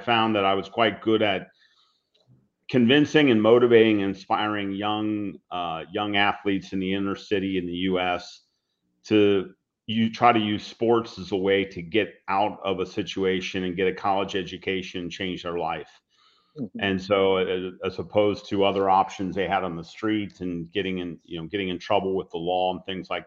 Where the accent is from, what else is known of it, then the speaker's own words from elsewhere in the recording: Cincinnati, Ohio, United States; We were hired by the local big company in my hometown is Procter & Gamble